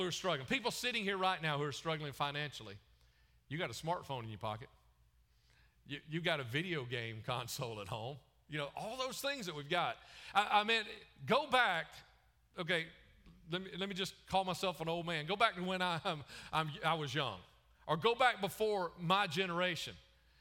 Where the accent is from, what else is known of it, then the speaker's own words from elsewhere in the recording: the Bible Belt, United States; also born or lived in Chicago / Wisconsin; I grew up in the Bible Belt